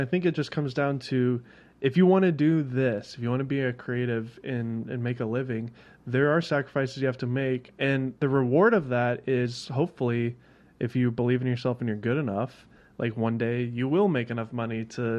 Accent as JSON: {"language": "English", "town": "Nashville", "region": "Tennessee", "country": "United States", "moved": "as an adult", "said": "I moved here to work with Polar Pro to do this podcast. I'm from Nashville."}